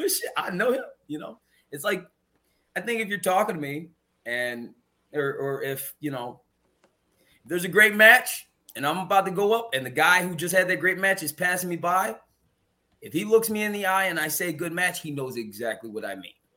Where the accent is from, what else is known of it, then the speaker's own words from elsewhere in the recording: Chicago, Illinois, United States; my hometown